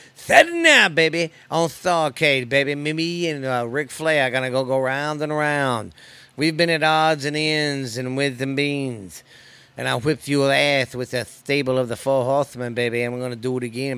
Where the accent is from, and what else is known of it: United States